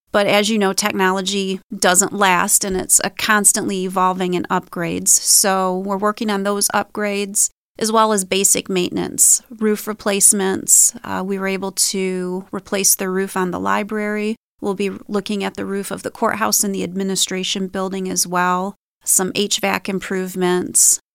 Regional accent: St. Clair, Michigan, United States; I grew up in Saint Clair. I've lived in Saint Clair County my whole life

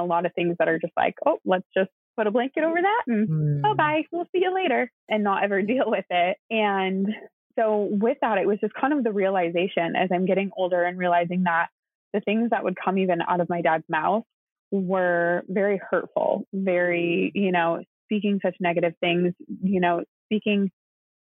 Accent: Wisconsin, United States; I am an only child from the Midwest. I grew up in Wisconsin

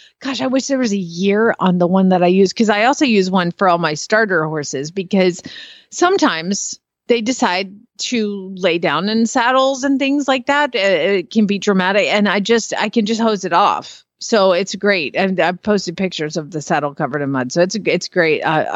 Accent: Arizona, United States; and I'm from Arizona.

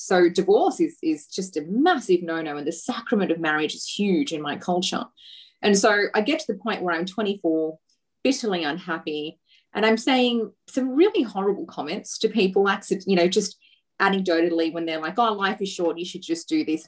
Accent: Australia; I grew up here in Australia as as a you know, everyday, you know, patriotic Australian um, girl

